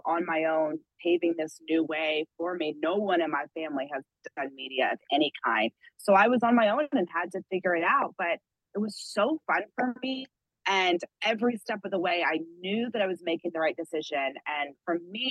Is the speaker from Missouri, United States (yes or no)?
no; Atlanta, Georgia, United States; moved away; also born or lived in Pittsburgh; I grew up outside of Atlanta